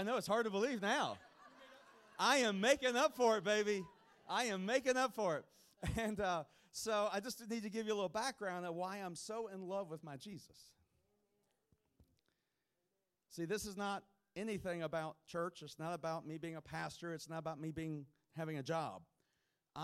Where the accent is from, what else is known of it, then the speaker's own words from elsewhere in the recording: Kentucky, United States; I'm from Kentucky